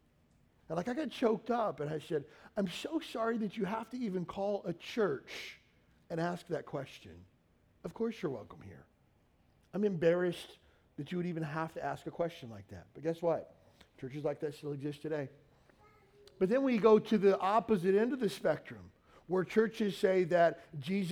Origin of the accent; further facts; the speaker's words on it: Kentucky, United States; moved away as an adult; also born or lived in California; I grew up in the South. I grew up in Kentucky. I grew up in an all-white county